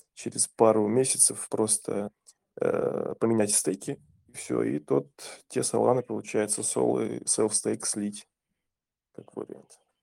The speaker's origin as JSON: {"language": "Russian", "country": "Kazakhstan", "said": "я же из Казахстана"}